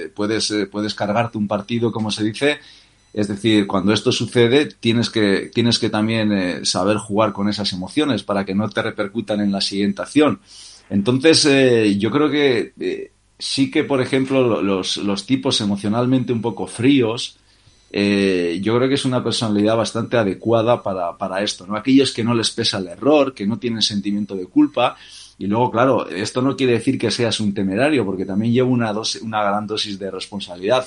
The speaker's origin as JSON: {"language": "Spanish", "town": "Bermeo", "region": "Basque Country", "country": "Spain", "tie": "born or raised there", "moved": "yes", "said": "nací en Bermeo, un, pueblo pesquero de la provincia de, Vizcaya"}